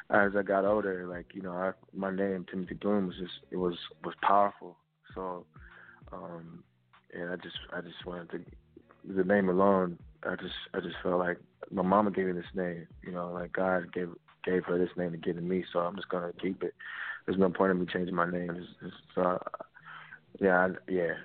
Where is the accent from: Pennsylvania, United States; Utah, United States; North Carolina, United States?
North Carolina, United States; Fayetteville; I was raised in Fayetteville, North Carolina